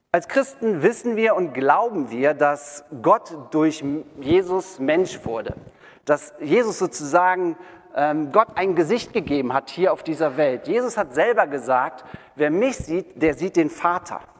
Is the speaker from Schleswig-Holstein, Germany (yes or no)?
no; Wermelskirchen, North Rhine-Westphalia, Germany; ich bin ein gebürtiger Wermelskirchener. Ähm, wir kommen hier aus Wermelskirchen. Ich war hier in der Realschule äh, und ich war ganz erschüttert zu sehen, dass die abgerissen wurde. Ähm, ich verknüpfe meine Kindheit und meine Jugend äh, hiermit sozusagen.